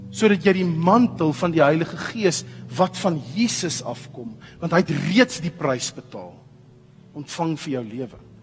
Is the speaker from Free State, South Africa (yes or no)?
no; Pretoria, Gauteng, South Africa; As jy wil weet waar ek vandaan kom, trek so 'n bietjie wes. Pretoria